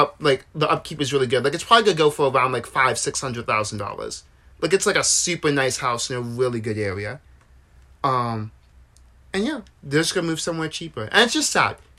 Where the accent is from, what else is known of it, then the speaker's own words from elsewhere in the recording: Minnesota, United States; also born or lived in North Dakota; I grew up in Minnesota, and I go to school in North Dakota